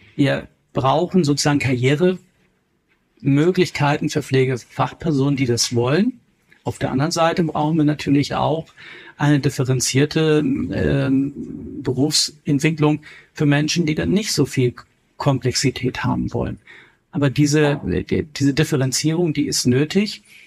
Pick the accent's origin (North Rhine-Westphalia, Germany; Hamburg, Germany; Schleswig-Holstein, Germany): Schleswig-Holstein, Germany; Kiel; also born or lived in Berlin; now in Bavaria, Germany; Ich komme ja ursprünglich aus Kiel